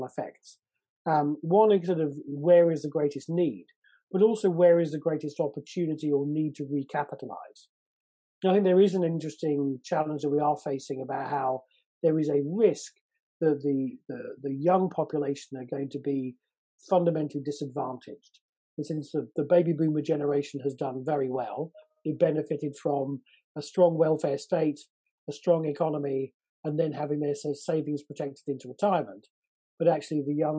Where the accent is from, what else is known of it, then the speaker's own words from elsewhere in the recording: United Kingdom; growing up in Britain in the 70s and 80s